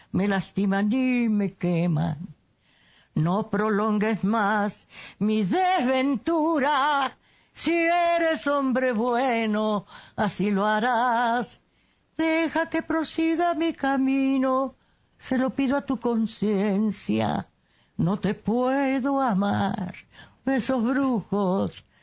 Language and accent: Spanish; Cárdenas, San Luis Potosí, Mexico; Tengo 91 años. … Nací en Cárdenas, San Luis Potosí. Es un lugar de, de ferrocarril importante.